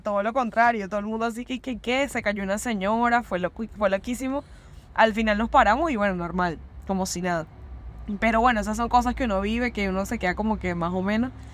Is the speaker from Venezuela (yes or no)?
yes; Venezuela; now in Buenos Aires, Argentina; nosotros obviamente como venezolanos, uno aquí está extranjero